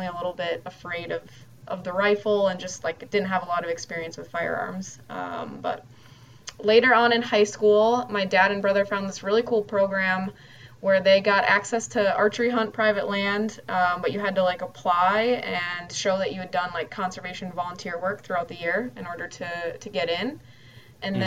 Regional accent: Twin Cities, Minnesota, United States; also born or lived in Crookston, Minnesota; growing up in the Twin Cities

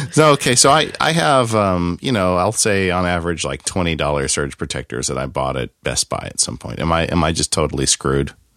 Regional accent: Southern California, United States; I grew up in Southern California

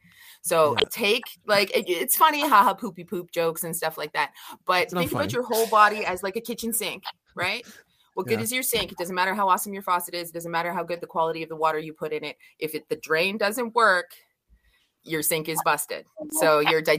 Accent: Scotland, United Kingdom; I'm Scottish

